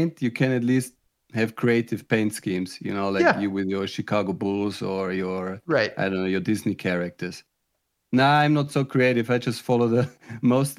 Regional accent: Germany; moved away as an adult; now in Netherlands; I'm originally from Germany, but I live in the Netherlands.

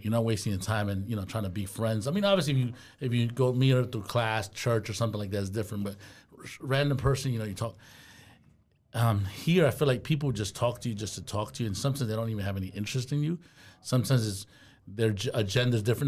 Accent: New York City, New York, United States; accent: New York; also born or lived in Goshen, Indiana; now in Fort Wayne, United States; growing up in New York City, it's, you keep to yourself, you mind your business

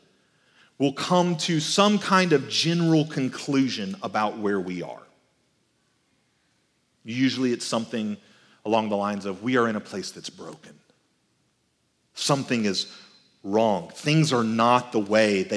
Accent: Albany, Georgia, United States; also born or lived in Texas; when I was growing up in Albany, Georgia, we would travel to Texas a couple of times a year because that's where I was born.

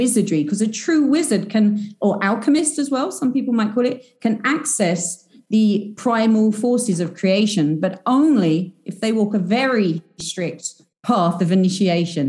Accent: United Kingdom; I'm British. I'm a self-proclaimed British wizard.

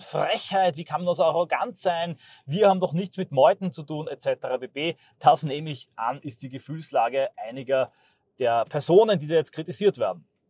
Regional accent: Austria; ich als Österreicher

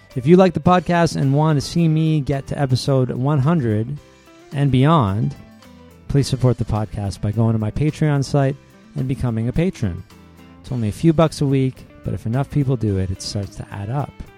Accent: Canada; I'm Canadian

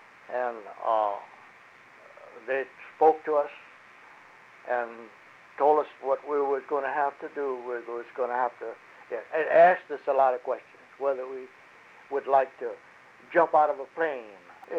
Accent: Abbeville, Louisiana, United States; first language French; English is a second language; But the French we spoke in Abbeville when I was a young boy

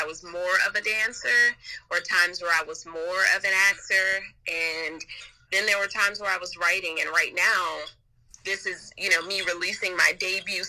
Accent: Compton, California, United States; also born or lived in Los Angeles; I grew up in Los Angeles by way of Compton

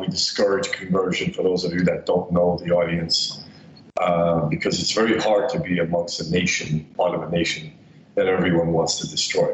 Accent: New York City, New York, United States; also born or lived in Soviet Union; I grew up in the Soviet Union and left when I was 10 years old. I was raised in Bensonhurst, Brooklyn

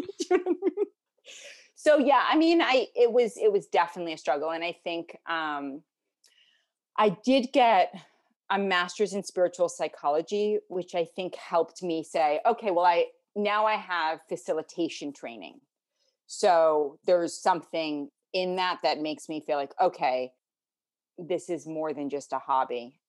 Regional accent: New York City, New York, United States; also born or lived in Connecticut / New Zealand; I grew up in New York City.

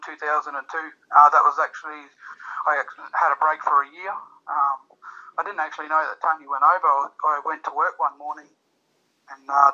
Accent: Townsville, Queensland, Australia; that was actually in Townsville where I first started and where all my dart friends were

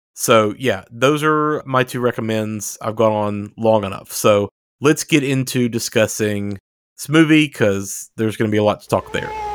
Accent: the Bible Belt, United States; Derek and I grew up in the Bible Belt

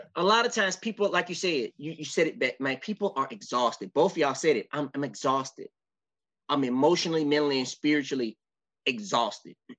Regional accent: Memphis, Tennessee, United States; I'm from Memphis

